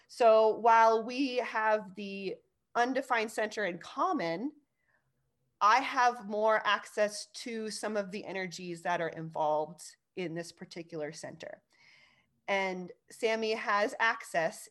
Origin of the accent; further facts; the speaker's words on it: California, United States; I grew up in California